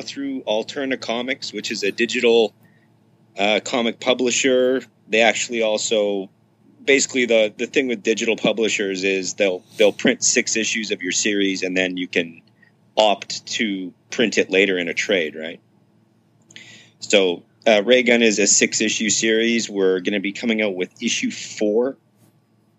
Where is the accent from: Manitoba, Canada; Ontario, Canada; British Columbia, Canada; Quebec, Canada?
Manitoba, Canada; Winnipeg; lived in my hometown in Canada, which is Winnipeg, Manitoba.